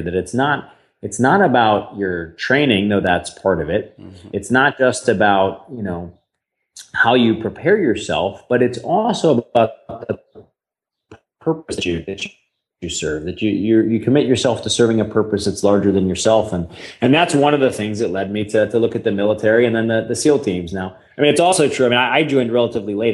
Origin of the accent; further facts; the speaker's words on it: St. Louis, Missouri, United States; I grew up in St. Louis, Missouri.